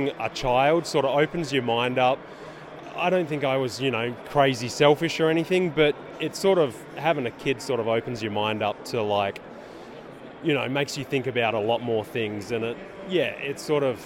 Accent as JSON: {"language": "English", "country": "Australia", "moved": "yes", "lives_now": "United States"}